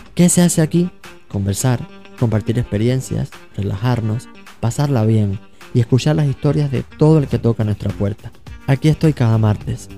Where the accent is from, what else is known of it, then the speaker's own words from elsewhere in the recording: Cuba; now in New York, United States; soy cubano de nacimiento, neoyorquino por adopción, inmigrante